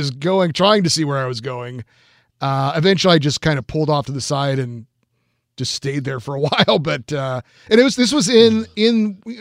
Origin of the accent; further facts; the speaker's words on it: California, United States; I hail from Central California where I where I grew up